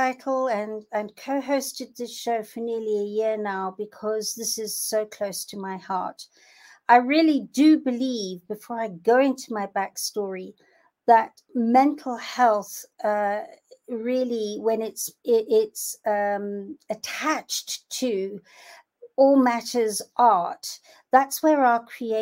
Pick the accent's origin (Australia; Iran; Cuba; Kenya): Kenya; I'm from Kenya